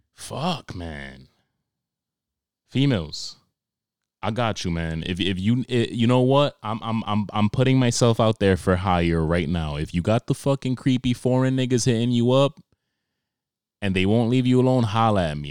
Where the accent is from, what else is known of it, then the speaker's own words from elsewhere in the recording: New York, United States; I grew up in Harlem